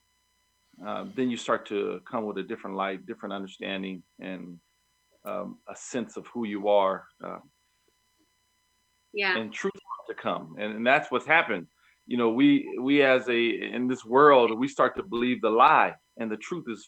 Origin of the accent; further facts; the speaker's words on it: United States; I'm from America.